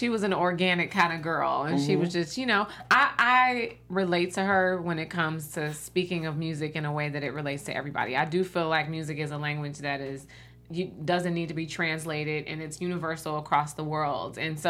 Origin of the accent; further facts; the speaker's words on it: Chicago, Illinois, United States; I'm from Chicago too.